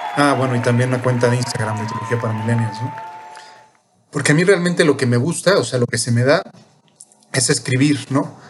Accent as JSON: {"language": "Spanish", "region": "Mexico City", "country": "Mexico", "also_born_or_lived": "Spain / Peru / Ecuador", "said": "Soy chilango"}